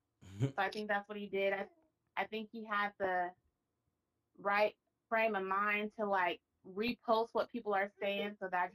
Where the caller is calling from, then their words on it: Seattle, Washington, United States; I have the Mother and Daughter Duo podcast, and I'm calling from Seattle, Washington.